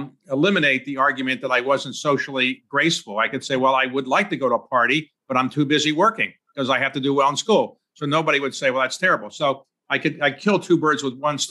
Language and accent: English; Baltimore, Maryland, United States; I was born in Baltimore